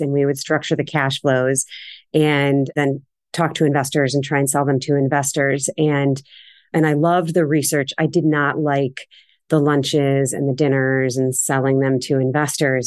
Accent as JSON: {"language": "English", "town": "Cleveland Heights", "region": "Ohio", "country": "United States", "tie": "born or raised there", "moved": "as an adult", "lives_now": "Boston, United States", "said": "I grew up in Cleveland. I was born and raised in Cleveland Heights on the east side"}